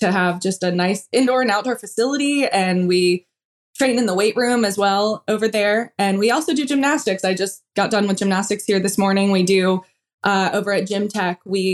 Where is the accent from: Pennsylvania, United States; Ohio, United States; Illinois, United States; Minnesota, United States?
Pennsylvania, United States; about an hour south of Pittsburgh; moved away as an adult; now in Knoxville, United States; I grew up in Pennsylvania about an hour south of Pittsburgh. So it was a smaller town